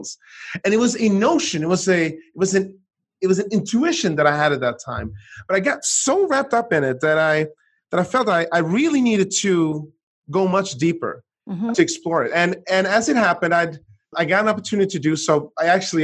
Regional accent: Sweden; moved away as an adult; also born or lived in United States; I grew up in Sweden

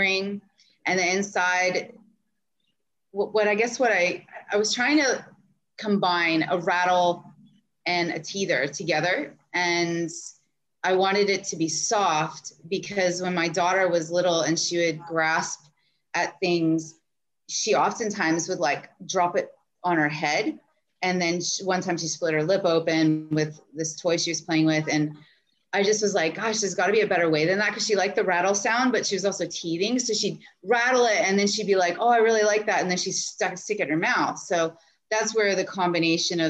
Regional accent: Jacksonville, Florida, United States; I grew up in Jacksonville, Florida

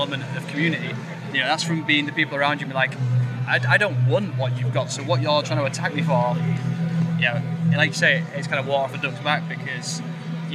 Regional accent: York, Yorkshire and the Humber, United Kingdom; we grew up in a small town, we grew up in York

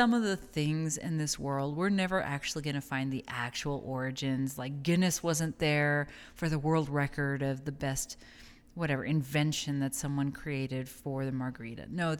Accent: El Paso, Texas, United States; And I'm originally from El Paso, so that for me was like a borderland exclusive thing.

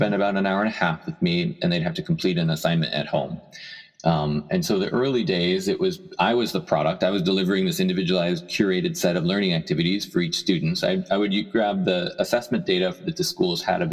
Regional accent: Erie, Pennsylvania, United States; also born or lived in Chicago; now in San Francisco, United States; I grew up in Erie, Pennsylvania

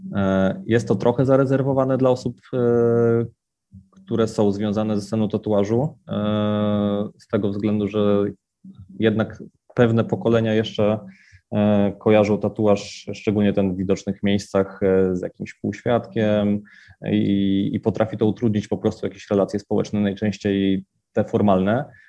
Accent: Wrocław, Lower Silesian Voivodeship, Poland; w rodzinnym Wrocławiu

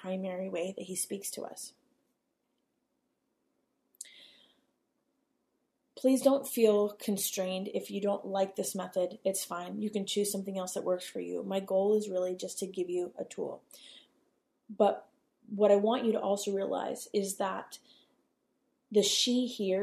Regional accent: United States; as the American, public that we are

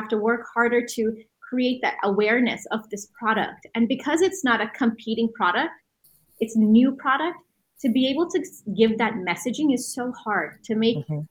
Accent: Canada; we're Canadian.

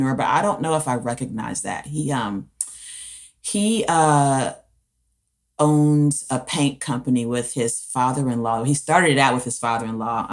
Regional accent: Decatur, Georgia, United States; also born or lived in Daytona Beach, Florida; I grew up in Decatur, Georgia, which is a little east of Atlanta

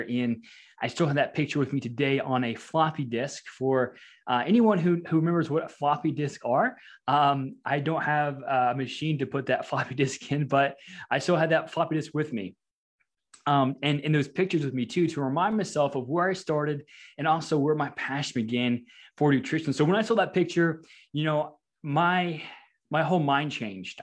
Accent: Louisiana, United States; moved away as an adult; also born or lived in Nebraska; I'm actually from Louisiana

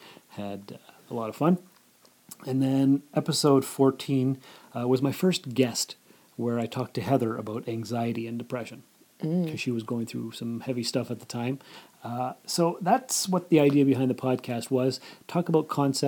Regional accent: Sault Ste. Marie, Ontario, Canada; moved away as an adult; also born or lived in North Bay; now in Timmins, Canada; I was born and raised in Sault Ste. Marie

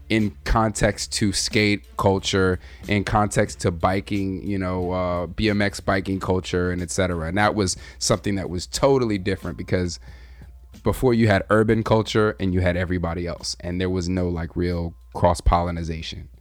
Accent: Southern California, United States; I'm from Southern Cali, and Southern Cali we have gangs, and we also had a lot of racial division where I came from.

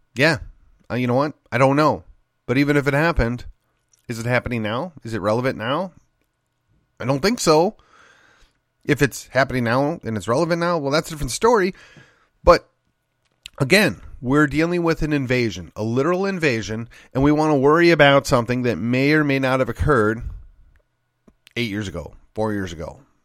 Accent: Texas, United States; Ken Paxton is from my hometown. Ken Paxton was my state rep. Then Ken Paxton was my state senator

